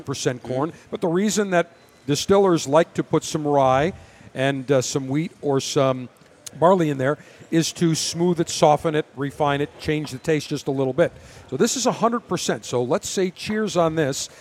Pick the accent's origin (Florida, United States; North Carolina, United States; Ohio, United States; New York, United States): New York, United States; Buffalo; I grew up in Buffalo